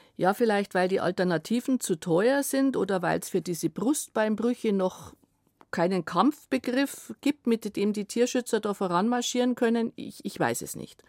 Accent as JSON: {"language": "German", "country": "Germany", "said": "Bei uns in Deutschland"}